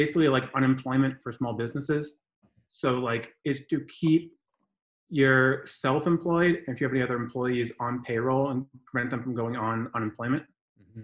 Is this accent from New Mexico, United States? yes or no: no; Pembroke, Massachusetts, United States; moved away as an adult; now in Los Angeles, United States; I'm originally from Pembroke, Massachusetts, which is like basically between Boston